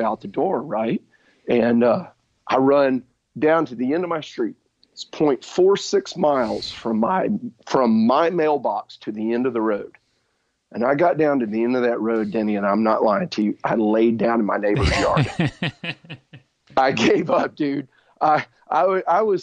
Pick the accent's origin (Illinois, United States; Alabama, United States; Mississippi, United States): Alabama, United States; Birmingham; I grew up here in Birmingham, Alabama